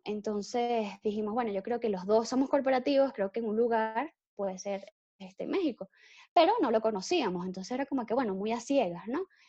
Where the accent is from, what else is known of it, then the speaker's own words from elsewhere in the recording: Caracas, Capital District, Venezuela; Soy de Caracas, Venezuela